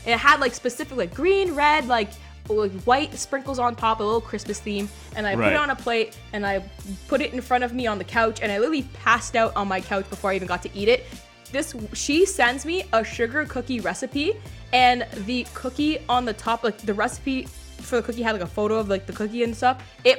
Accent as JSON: {"language": "English", "country": "Jamaica", "said": "we were not directly related, but we're both Jamaican, so there's that."}